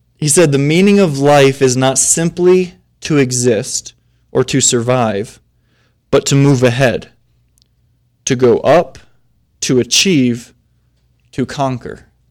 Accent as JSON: {"language": "English", "town": "Flint", "region": "Michigan", "country": "United States", "said": "I'm from Flint, Michigan"}